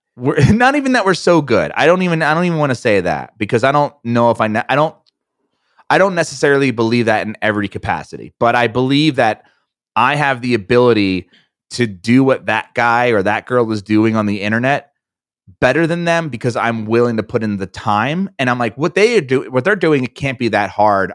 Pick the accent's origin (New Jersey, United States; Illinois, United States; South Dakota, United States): New Jersey, United States; we're both from New Jersey